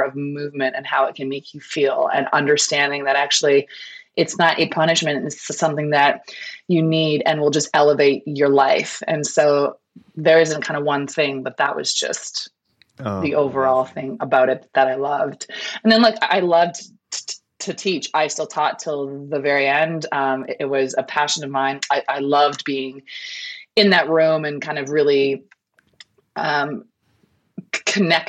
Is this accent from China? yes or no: no; Canada; moved away as an adult; I moved here, I'm from Canada. I moved here 16 years ago now.